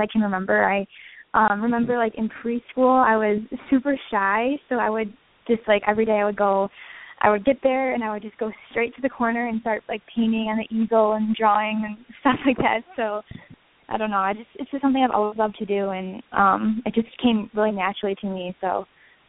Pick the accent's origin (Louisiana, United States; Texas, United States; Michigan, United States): Michigan, United States; Westland; also born or lived in Detroit, Michigan; I'm from Detroit. I'm from Westland, Michigan. I went to Ladywood High School